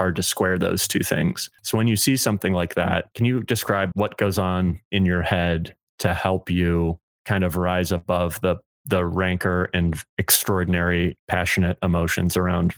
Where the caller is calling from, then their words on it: Chicago, Illinois, United States; I'm calling you from Chicago, and we just had this horrible mass shooting up in Highland Park, which is half an hour drive from where I am right now.